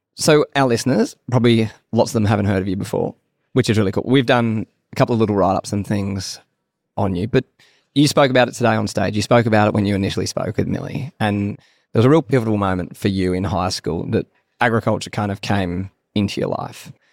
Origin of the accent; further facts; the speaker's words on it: Sydney, New South Wales, Australia; And so I actually grew up in Sydney, I don't know if, but a Sydney boy.